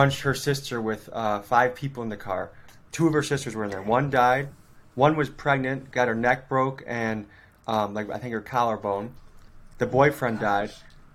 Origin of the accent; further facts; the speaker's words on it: Crystal Lake, Illinois, United States; moved away as an adult; also born or lived in Whitewater, Wisconsin; now in Milwaukee, United States; I grew up in Crystal Lake, Illinois